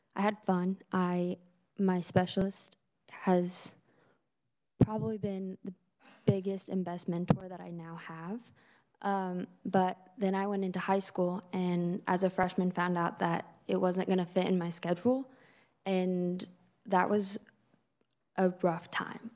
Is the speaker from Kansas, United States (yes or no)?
yes; Greensburg, Kansas, United States; I'm from Greensburg, Arkansas County